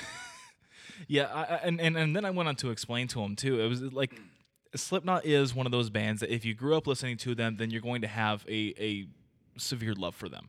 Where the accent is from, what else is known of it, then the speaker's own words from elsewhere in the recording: United States; we're ignorant American people